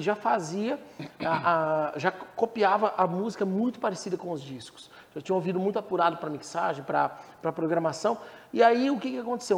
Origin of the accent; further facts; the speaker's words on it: Blumenau, Santa Catarina, Brazil; moved away as an adult; now in Goiânia, Brazil; lá no sul, eu sou de Blumenau, sou de Santa Catarina. Blumenau.